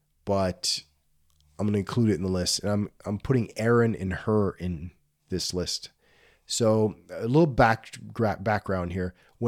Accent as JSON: {"language": "English", "area": "Gulf of Mexico", "region": "Gulf Coast", "country": "United States", "tie": "born or raised there", "said": "I grew up on the Gulf of Mexico."}